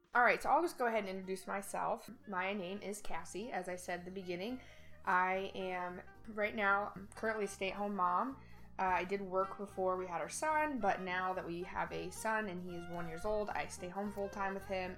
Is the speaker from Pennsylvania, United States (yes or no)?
no; Indiana, United States; also born or lived in Ohio; now in Florida, United States; I'm originally from the Midwest, so I did not grow up here. We live in Florida now, but i am from Indiana